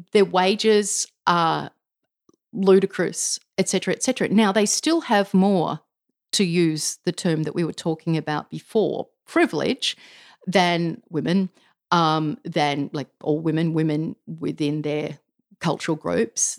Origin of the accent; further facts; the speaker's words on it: Canberra, Australian Capital Territory, Australia; I grew up in Canberra